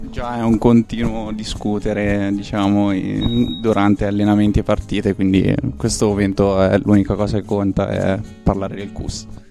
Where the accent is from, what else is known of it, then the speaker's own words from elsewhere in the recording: Perugia, Umbria, Italy; moved away as an adult; now in Trento, Italy; non sono di Trento, sono di Perugia